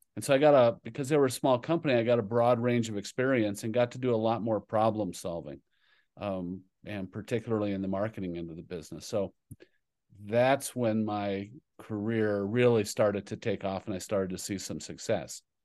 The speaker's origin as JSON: {"language": "English", "town": "Kingsford", "region": "Michigan", "country": "United States", "tie": "born or raised there", "also_born_or_lived": "New Jersey", "moved": "as an adult", "said": "the Upper Peninsula, Michigan, a town called Iron Mountain, actually Kingsford, Michigan. And so that's where I grew up"}